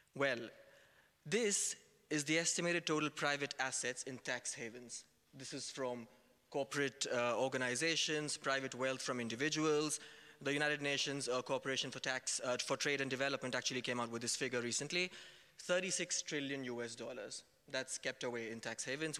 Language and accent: English; India; moved away; I was raised in India, I studied over there